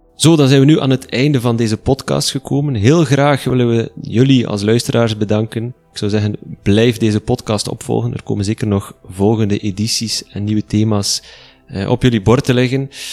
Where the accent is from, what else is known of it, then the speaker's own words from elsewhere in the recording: Flanders, Belgium; bij ons in Vlaanderen